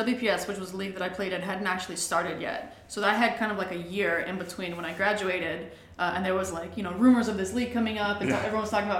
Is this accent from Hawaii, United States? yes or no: yes; Hawaii, United States; moved away as an adult; also born or lived in Durham, North Carolina / Boston / Hartford, Connecticut; I am from Hawaii.